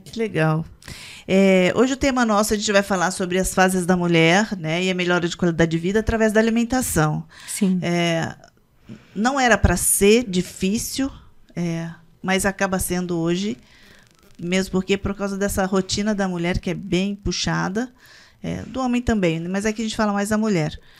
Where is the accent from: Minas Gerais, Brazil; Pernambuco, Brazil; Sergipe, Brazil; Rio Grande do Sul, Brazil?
Minas Gerais, Brazil; Eu, eu sou mineira